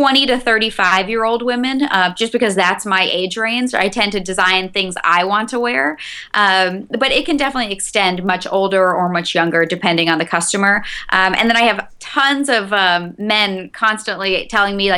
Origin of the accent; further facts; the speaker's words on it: North Dakota, United States; moved away as an adult; now in Chicago, United States; I'm originally from North Dakota. I've been in Chicago 10 years.